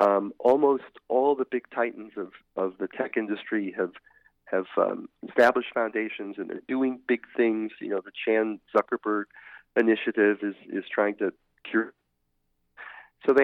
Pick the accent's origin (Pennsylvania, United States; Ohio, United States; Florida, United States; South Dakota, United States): Ohio, United States; Cleveland; I'm a native Clevelander. I'm from Cleveland, Ohio, and that's Paul Newman's hometown